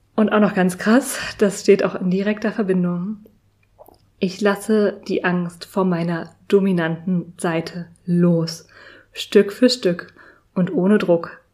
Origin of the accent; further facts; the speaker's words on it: Berlin, Germany; nicht in meiner Heimat, nicht in Berlin verbracht